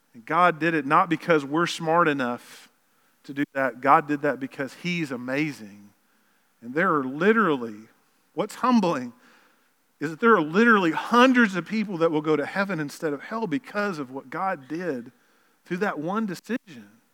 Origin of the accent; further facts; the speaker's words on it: Lower Arkansas, United States; we grew up in Lower Arkansas